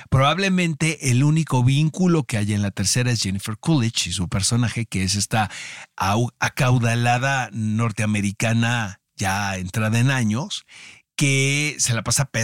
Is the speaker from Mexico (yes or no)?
yes; Mexico; muchas veces como mexicanos eh, nos hacemos de la vista gorda de lo que está pasando en nuestro país